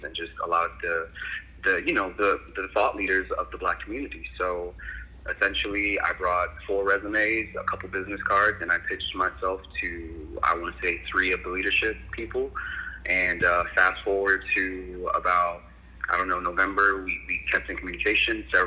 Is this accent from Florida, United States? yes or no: yes; Coral Springs, Florida, United States; moved away as an adult; also born or lived in London / New York; now in Los Angeles, United States; I'm born and raised from South Florida. You know, grew up in Coral Springs. You know, Coral Springs, Florida.